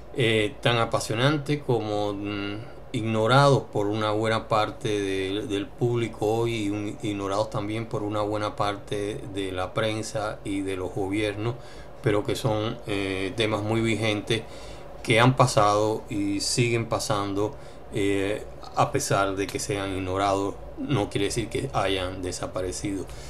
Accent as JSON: {"language": "Spanish", "country": "Colombia", "moved": "yes", "said": "como colombianos"}